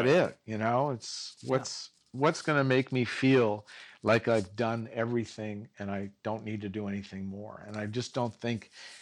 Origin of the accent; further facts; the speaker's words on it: Santa Monica, California, United States; I grew up in Santa Monica, and I went to school in the Valley